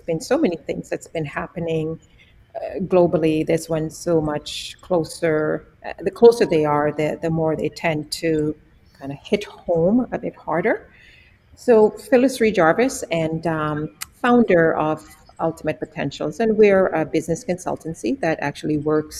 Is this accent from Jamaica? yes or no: yes; Jamaica; moved away; born and raised in Jamaica